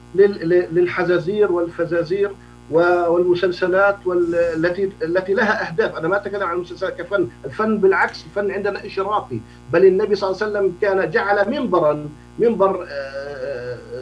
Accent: Jordan; عندنا في الأردن

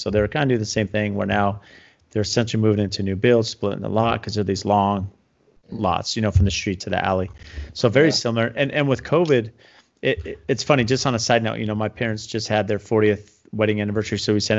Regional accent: San Diego, California, United States; now in Phoenix, United States; I grew up in San Diego, you know, before moving to Phoenix.

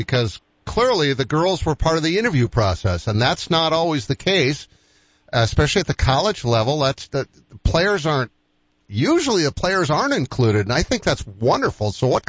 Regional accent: East Coast, United States; moved away; I'm from the East Coast

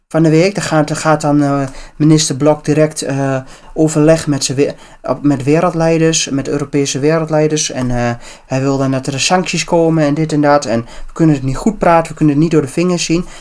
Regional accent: Netherlands

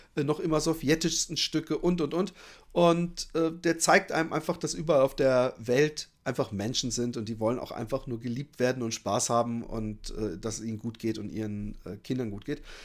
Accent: Germany; accent: German; moved away as an adult; now in Netherlands; habe ich einen, auf jeden Fall einen deutschen Akzent

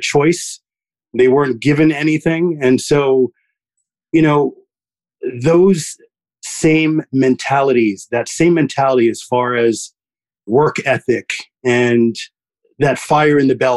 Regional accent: New York, United States; first language French and Haitian Creole; English is a second language; I was born in New York in Queens, Flushing Hospital, lived there till I was 6 or 7 years old

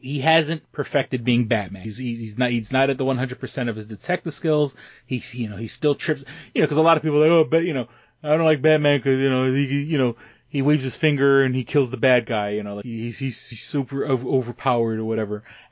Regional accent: New York City, New York, United States; now in Rochester, United States; I grew up in New York City

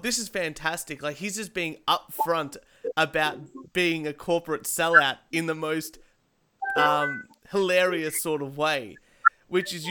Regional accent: Australia; We're Australian.

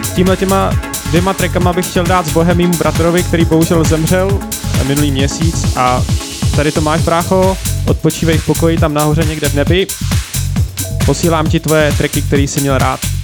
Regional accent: Liberec, Liberec Region, Czechia; moved away as an adult; also born or lived in Nottingham, United Kingdom; now in Bristol, United Kingdom; já pocházím z Liberce, České republiky

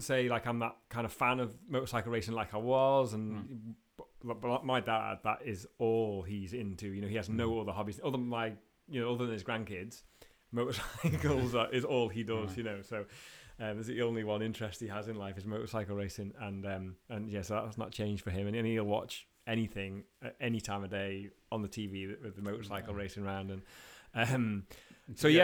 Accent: Sulby, Isle of Man; I grew up in Sulby, and my mum and dad's house when I grew up was on Sulby Strait

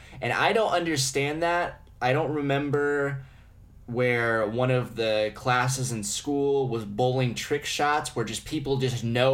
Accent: United States; As an American

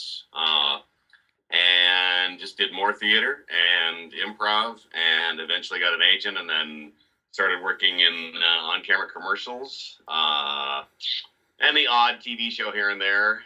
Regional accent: Northwest Washington State, United States; moved away as an adult; also born or lived in Los Angeles; I grew up in Northwest Washington State

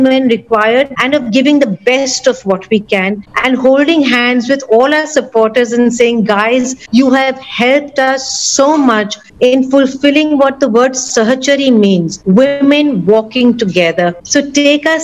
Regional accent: Mumbai, Maharashtra, India; We are all from Mumbai.

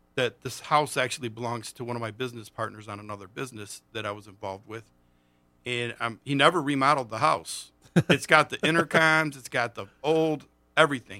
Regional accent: Monroe, Michigan, United States; I'm from Monroe

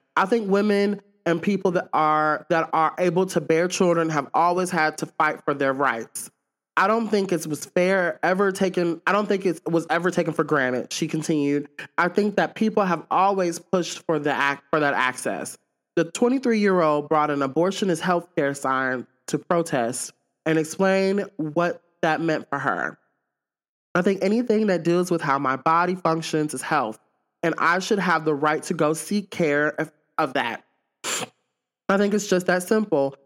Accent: Pearl, Mississippi, United States; I'm from Jackson, Miss, I'm from Pearl, Mississippi, to be exact

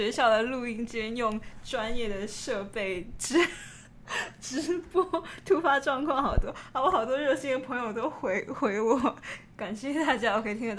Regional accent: Taiwan; 身为一个台湾人，整天就就想着吃的嘛

